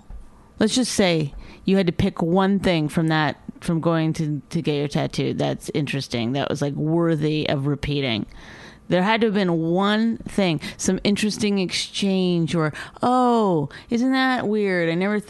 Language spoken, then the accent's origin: English; Canada; I'm Canadian.